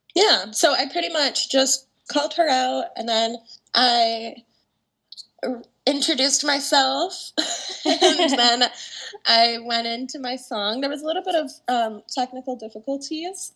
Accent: Canada; also born or lived in Toronto, Ontario; now in Vancouver, Canada; I grew up half in Toronto, half in Vancouver.

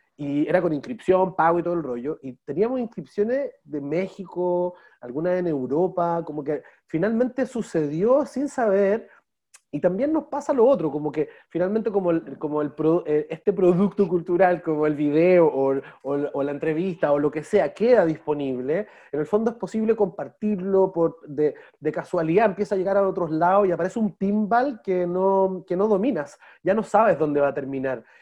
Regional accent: Santiago, Santiago Metropolitan Region, Chile; moved away as an adult; now in Valdivia, Chile; porque yo soy santiaguino, de origen. Hoy día, me trato de llamar valdiviano

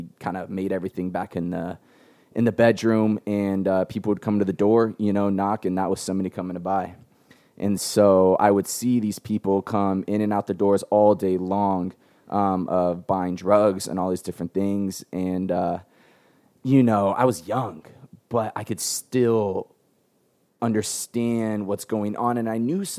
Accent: San Diego, California, United States; I'm born and raised in San Diego. I live with my mom and my grandmother.

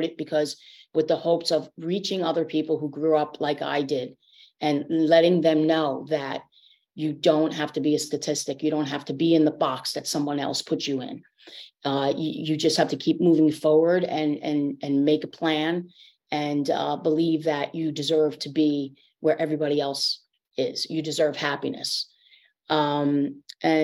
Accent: New York, United States; one of 11 siblings. I was born in New York. I was raised upstate New York and moved around a lot.

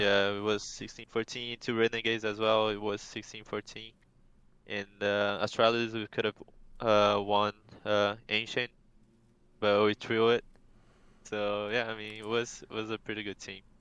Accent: Brazil

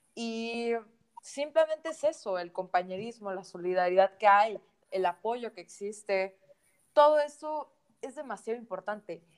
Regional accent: Mexico; nos hace lo que somos, mexicanos, orgullosos

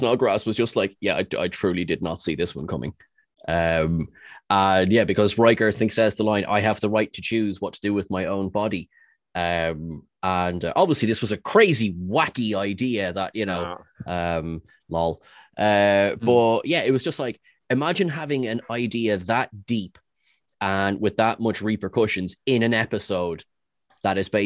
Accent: Ireland; As an Irishman

